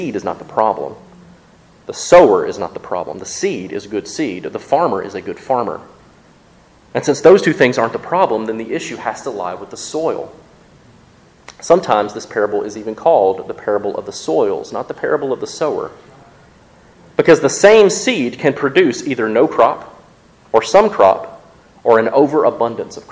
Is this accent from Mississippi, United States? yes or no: yes; Mississippi, United States; also born or lived in West Tennessee; now in Jackson, Tennessee, United States; I grew up in Mississippi.